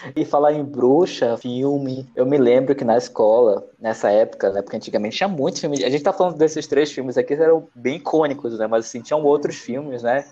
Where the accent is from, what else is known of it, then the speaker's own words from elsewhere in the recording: Manaus, Amazonas, Brazil; moved away as an adult; also born or lived in São Paulo; Manaus, que é onde eu cresci